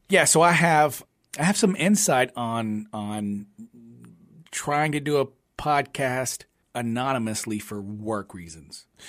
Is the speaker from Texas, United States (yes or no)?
no; Louisiana, United States; we're from Louisiana